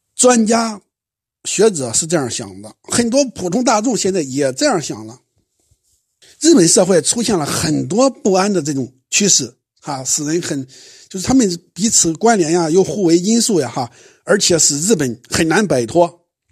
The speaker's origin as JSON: {"language": "Chinese", "country": "China", "said": "相对于我们中国人来说"}